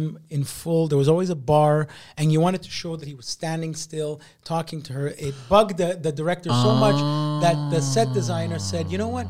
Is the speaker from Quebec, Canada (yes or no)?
yes; Quebec, Canada; I'm born and raised in Quebec, they know that I'm not, I don't speak joual.